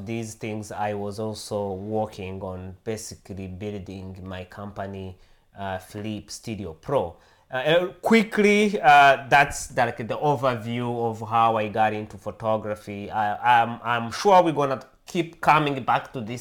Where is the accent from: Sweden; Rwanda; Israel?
Rwanda; English is a second language; moved away as an adult; now in United States; I was born and raised in Africa, in East Africa, in a country called Rwanda. I lived there until I was about 27 years old